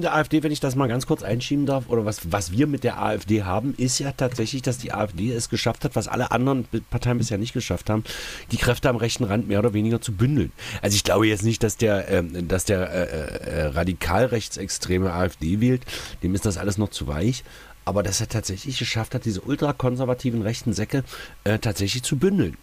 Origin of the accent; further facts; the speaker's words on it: East Germany, Germany; mein ostdeutsches Patriotenherz